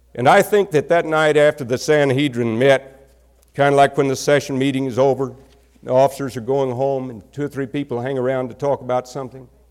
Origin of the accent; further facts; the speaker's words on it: Texas, United States; accent: country accent; I came from Texas, a particular part of Texas where we have a horrible country accent